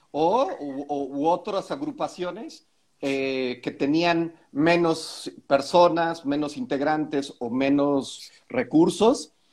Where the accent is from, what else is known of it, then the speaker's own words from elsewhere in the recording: Mexico; aquí en México